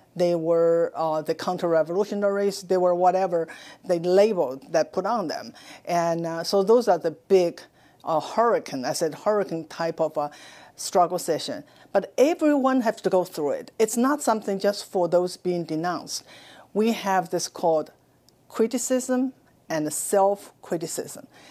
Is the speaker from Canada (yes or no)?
no; China; moved away as an adult; now in United States; I was born in China. I spent my first twenty-six years in Mouse, China